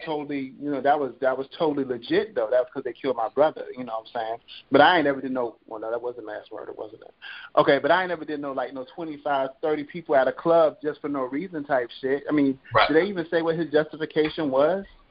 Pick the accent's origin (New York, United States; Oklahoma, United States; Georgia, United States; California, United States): California, United States; Compton; I'm from Compton